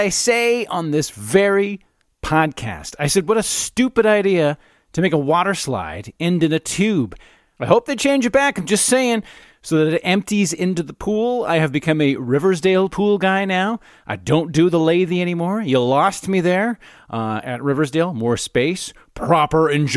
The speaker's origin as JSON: {"language": "English", "town": "Calgary", "region": "Alberta", "country": "Canada", "tie": "born or raised there", "said": "I grew up in Calgary"}